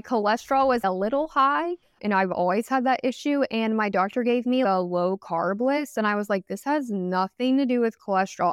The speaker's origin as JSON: {"language": "English", "area": "Dallas-Fort Worth area", "region": "Texas", "country": "United States", "tie": "born or raised there", "said": "I'm, like, from the D F W area and always been, like, kind of in the city, I live in Dallas now"}